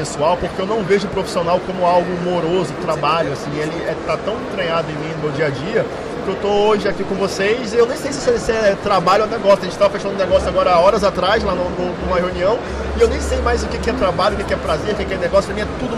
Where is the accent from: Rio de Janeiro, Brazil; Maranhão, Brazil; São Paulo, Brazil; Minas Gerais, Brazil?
Rio de Janeiro, Brazil; sou carioca, nascido no Morro da Providência, mas tijucano.